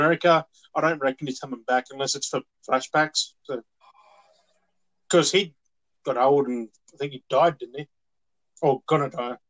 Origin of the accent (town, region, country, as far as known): Australia